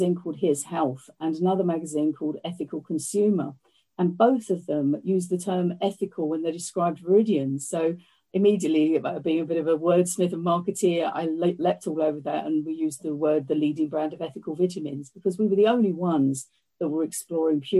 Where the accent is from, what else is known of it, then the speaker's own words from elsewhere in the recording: London, United Kingdom; moved away as an adult; now in Northamptonshire, United Kingdom; I'm a Londoner